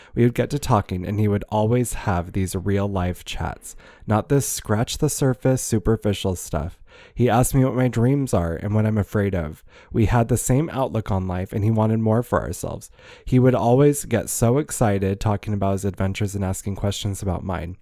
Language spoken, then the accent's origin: English; Ohio, United States; also born or lived in Fresno, California; raised in Ohio